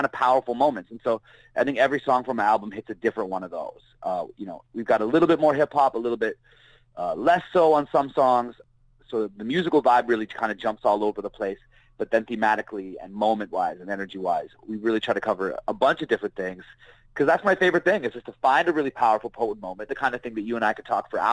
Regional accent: Barrie, Ontario, Canada; moved away; I'm from Barrie, Ontario. That's a small town

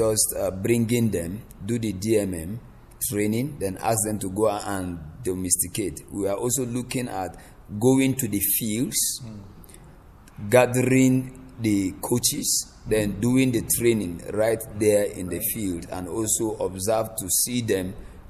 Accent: Kaduna State, Nigeria; And that is where I live. I'm also from the north. I'm from Kaduna State.

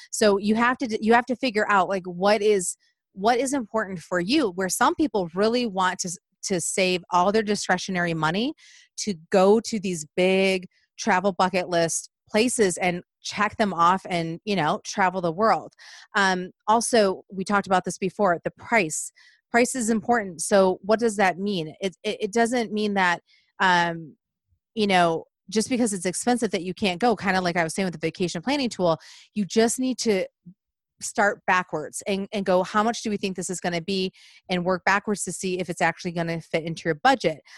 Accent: Michigan, United States; moved away; growing up in Michigan

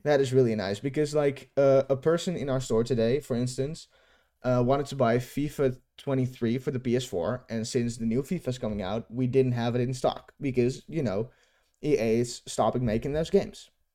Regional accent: Netherlands; from my hometown, ho, hometown in the Netherlands

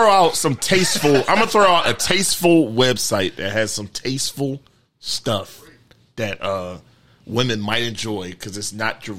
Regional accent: Prince George's County, Maryland, United States; I was straight PG dude.

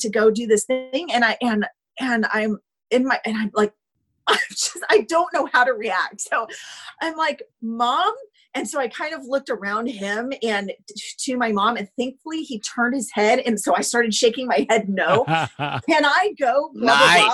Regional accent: Indiana, United States; also born or lived in Kentucky; I'm from the Midwest

